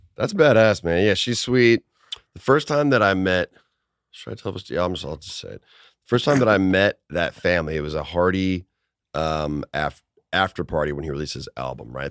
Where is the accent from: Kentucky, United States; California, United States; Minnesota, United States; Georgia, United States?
Minnesota, United States; I played hockey as a kid 'cause I'm from Minnesota